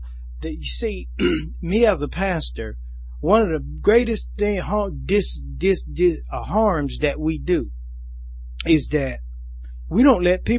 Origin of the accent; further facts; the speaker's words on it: Spartanburg, South Carolina, United States; I'm from Spartanburg.